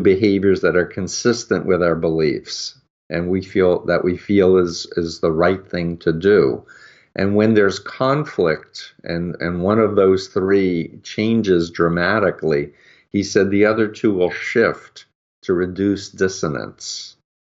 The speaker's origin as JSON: {"language": "English", "region": "New York", "country": "United States", "tie": "born or raised there", "said": "I grew up in New York"}